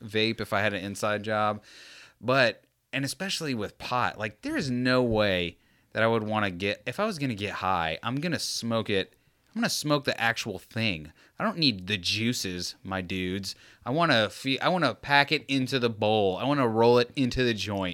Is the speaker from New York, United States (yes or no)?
no; Tampa, Florida, United States; I'm from Tampa